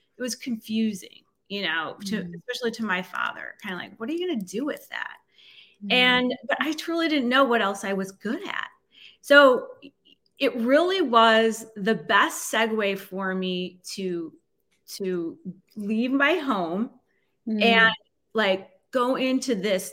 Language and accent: English; North Shore of Chicago, Illinois, United States; I grew up on the North Shore of Chicago